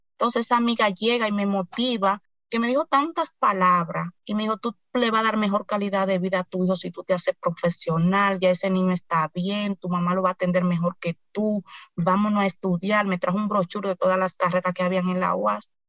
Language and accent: Spanish; Cotuí, Sánchez Ramírez, Dominican Republic; soy de Cotuí, provincia Sánchez Ramírez